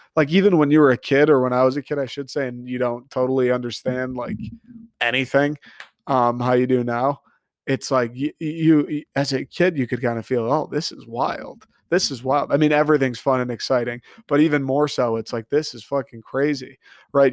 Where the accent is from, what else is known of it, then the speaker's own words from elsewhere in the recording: Michigan, United States; I grew up in Michigan